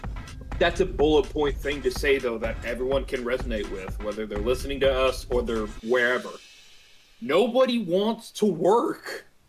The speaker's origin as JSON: {"language": "English", "country": "Canada", "said": "Now, since I'm Canadian, I'm legally obligated to be ignorant and white."}